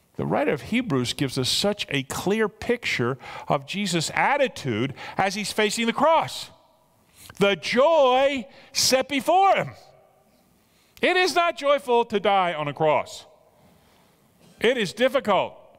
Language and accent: English; United States; I'm an American